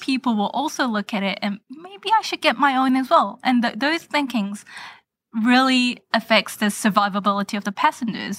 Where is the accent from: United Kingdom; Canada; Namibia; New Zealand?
New Zealand; moved away as an adult; also born or lived in Korea; now in United States; I was born and raised in New Zealand